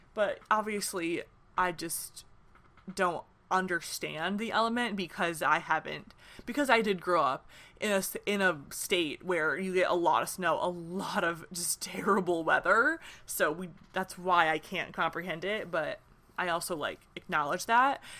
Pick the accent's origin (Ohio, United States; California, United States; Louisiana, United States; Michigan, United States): Michigan, United States; now in Nashville, United States; I'm from Michigan, but I live in Nashville right now